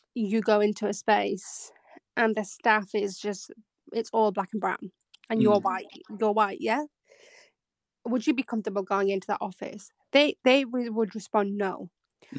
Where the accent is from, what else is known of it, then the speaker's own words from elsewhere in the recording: Bradford, Yorkshire and the Humber, United Kingdom; moved away as an adult; now in London, United Kingdom; I'm from the north, so it's like I'm from Bradford originally. Then you're trying to move to London